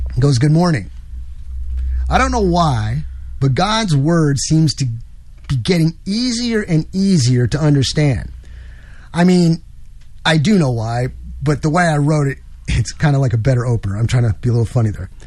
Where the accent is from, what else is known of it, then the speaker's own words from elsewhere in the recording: New York, United States; moved away; I'm from New York originally